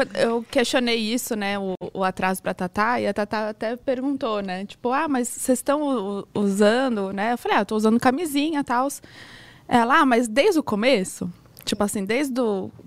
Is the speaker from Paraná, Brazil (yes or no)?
yes; Curitiba, Paraná, Brazil; Eu sou de Curitiba